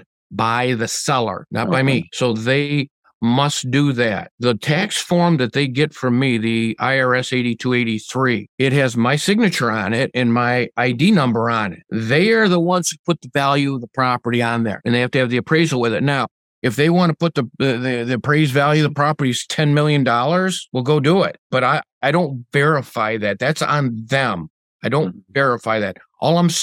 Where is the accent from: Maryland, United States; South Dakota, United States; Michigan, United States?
Michigan, United States; Redford Township; here in my hometown of Redford Township, Michigan.